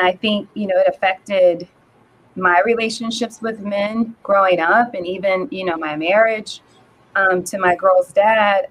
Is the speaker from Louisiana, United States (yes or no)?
yes; New Orleans, Louisiana, United States; moved away as an adult; also born or lived in Minnesota; now in Dallas, United States; I am originally from New Orleans, Louisiana, born and raised. Um, I currently live in Dallas, Texas.